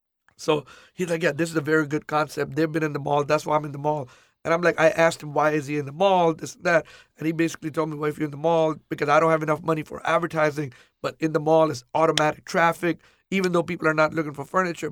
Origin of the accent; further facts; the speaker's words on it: Pakistan; now in Houston, United States; Before we came from Pakistan, my dad was in drapery business and furniture business briefly.